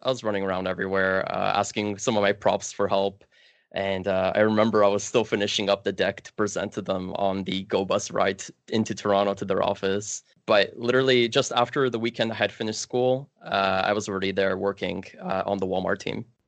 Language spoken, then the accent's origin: English; Kielce, Świętokrzyskie Voivodeship, Poland; now in Canada; I was actually bo-, born outside of Canada in a small city in Poland called Kielce.